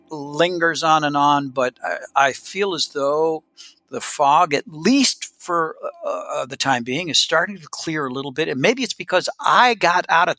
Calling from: Tennessee, United States; Now we're kind of slowly making our way back home. I'm joining you from East Tennessee.

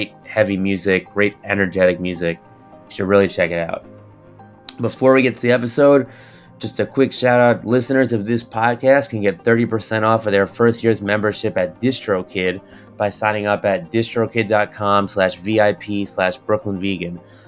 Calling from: Queens, New York, United States; In the city, in Queens.

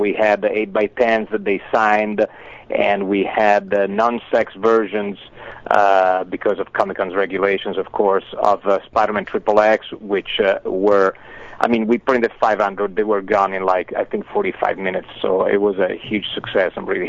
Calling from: Los Angeles, California, United States; I'm calling from Los Angeles.

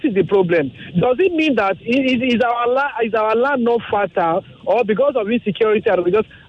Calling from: Ikeja, Lagos, Nigeria; I'm calling from Ikeja now.

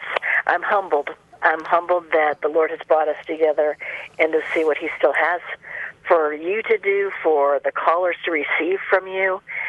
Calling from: Colorado, United States; I'm calling from Colorado.

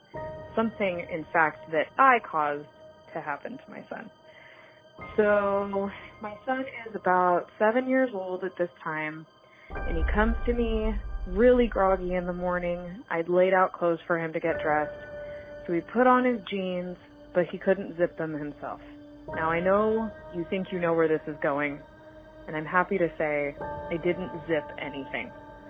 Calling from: Clayton, California, United States; I am calling from Clayton, California

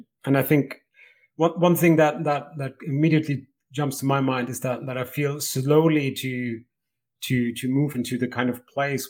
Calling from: Edinburgh, Scotland, United Kingdom; I'm calling in from Scotland, Edinburgh in Scotland

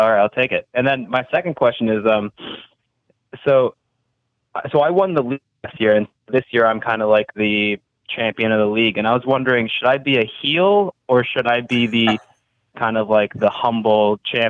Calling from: Boston, Massachusetts, United States; I'm calling from Boston.

